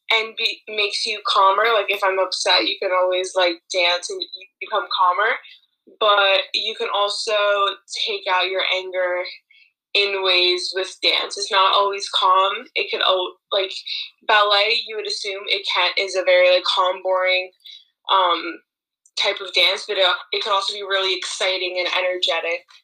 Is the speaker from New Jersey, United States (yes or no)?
no; Long Island, New York, United States; I'm from Long Island, New York.